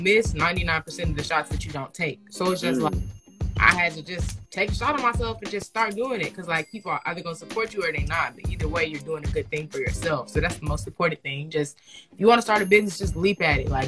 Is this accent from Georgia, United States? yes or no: yes; Atlanta, Georgia, United States; I'm from Atlanta, Georgia